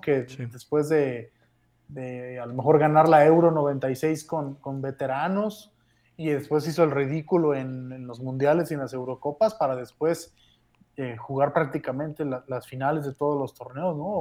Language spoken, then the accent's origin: Spanish; Mexico